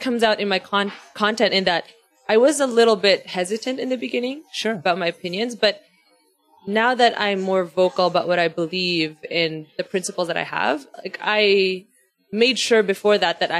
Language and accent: English; Philippines; That's literally the first question people ask me when they find out I'm from the Philippines. Like, why don't you have an accent? And I don't know.